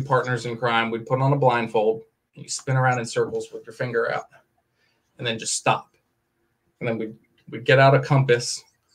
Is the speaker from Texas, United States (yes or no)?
no; Maryland, United States; moved away; also born or lived in Indiana; I grew up in Maryland in a little suburb of a city